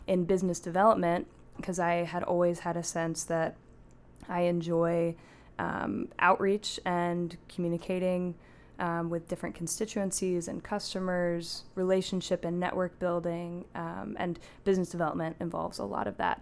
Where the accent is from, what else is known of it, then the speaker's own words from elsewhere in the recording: Pacific Northwest, United States; also born or lived in Portland, Oregon / Seattle, Washington; now in Washington, D.C., United States; I grew up in the Pacific Northwest in the Portland and Seattle areas